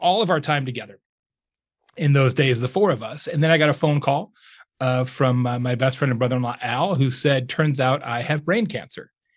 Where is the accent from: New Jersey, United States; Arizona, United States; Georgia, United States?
Arizona, United States; Lake Havasu City; moved away as an adult; also born or lived in Tucson, Arizona; now in Indiana, United States; I grew up in Lake Havasu City, Arizona